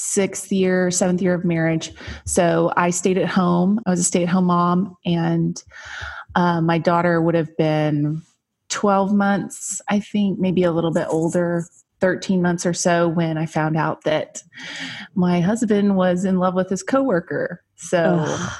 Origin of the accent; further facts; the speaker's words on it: Lubbock, Texas, United States; moved away as an adult; also born or lived in Utah; So I'm from Lubbock, Texas. I grew up there, went to high school there